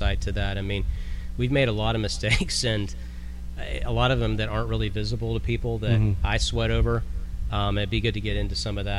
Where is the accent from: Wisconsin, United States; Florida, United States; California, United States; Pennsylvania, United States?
Florida, United States; I'm from Florida